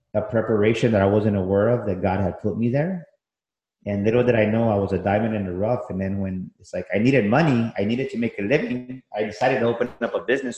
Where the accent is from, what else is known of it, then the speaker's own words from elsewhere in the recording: San Antonio, Texas, United States; I grew up here, born and raised in San Antonio